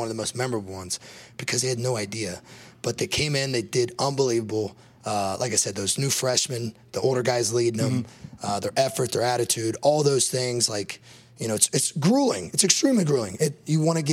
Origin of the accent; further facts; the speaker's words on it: Big Ten country, Midwest, United States; I grew up in Big Ten country